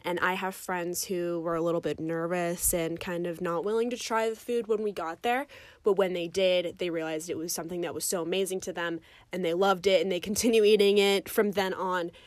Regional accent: United States; being an American in the United States

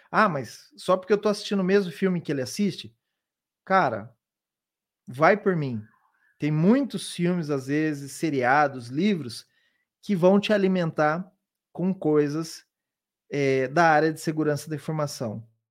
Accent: Londrina, Paraná, Brazil; moved away as an adult; now in São Paulo, Brazil; Eu vim lá de Londrina, no Paraná, e já moro aqui em São Paulo, já tem bastante tempo. Então, eu me formei na minha universidade, na universidade lá na, na minha cidade

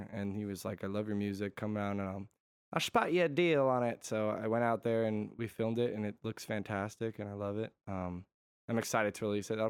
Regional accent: Connecticut, United States; Yeah. So I, I'm from Connecticut.

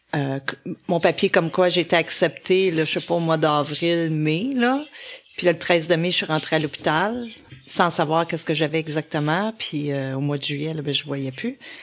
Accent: Laval, Quebec, Canada; je venais de Laval

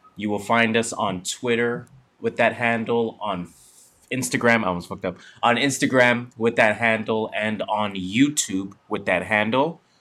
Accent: Canada; we are Canadian

